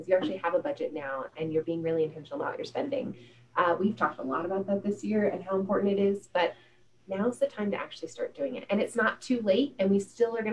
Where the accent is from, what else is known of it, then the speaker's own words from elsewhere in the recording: California, United States; I'm from California